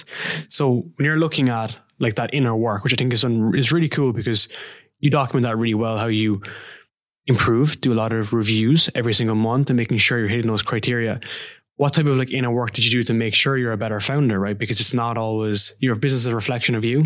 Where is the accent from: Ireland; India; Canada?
Ireland; I'm from Ireland